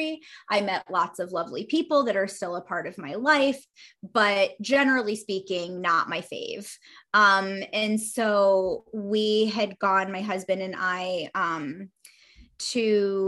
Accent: Northeast United States, United States; moved away; also born or lived in Pacific Northwest; I am from the Northeast part of the United States of America

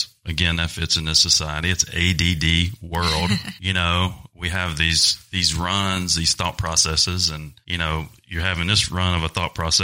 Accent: the South, United States; accent: Southern; moved away; also born or lived in Los Angeles / New York area / New Jersey; you can tell my Southern accent, I'm originally from the South

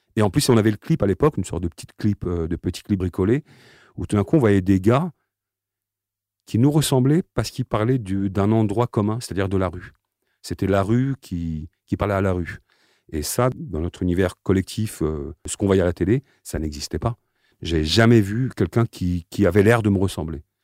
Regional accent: Aubervilliers, Île-de-France, France; je suis né donc à Aubervilliers, d'une famille euh, de parents algériens

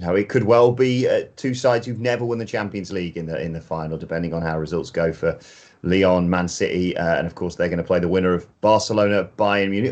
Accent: Chesterfield, East Midlands, United Kingdom; I'm from Derbyshire, Chesterfield

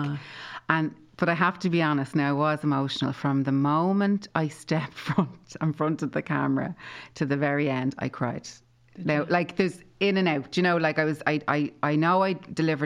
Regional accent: Tallaght, Leinster, Ireland; 23 Aldwick Close was where I was born and brought up in Talla

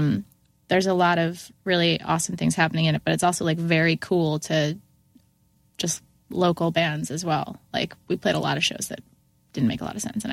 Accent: Syracuse, New York, United States; I'm from Syracuse.

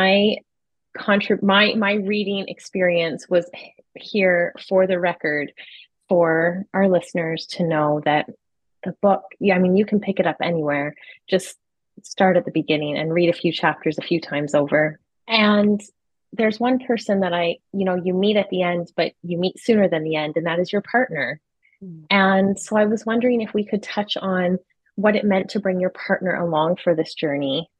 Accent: Toronto, Ontario, Canada; I'm from Toronto

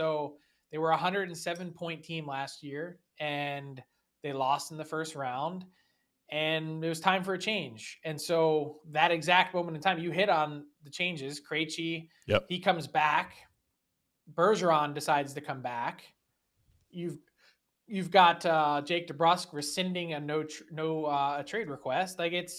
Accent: Philadelphia, Pennsylvania, United States; I'm from Philly and I'm a prick, so I can say that.

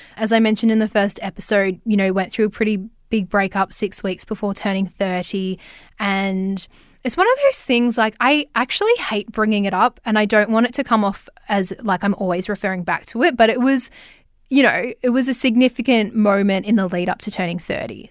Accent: Ballarat, Victoria, Australia; now in Melbourne, Australia; I'm from Ballarat and live in Melbourne

